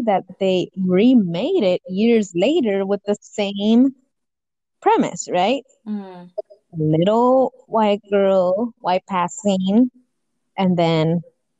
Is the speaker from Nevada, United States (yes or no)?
no; Los Angeles, California, United States; I grew up in South Central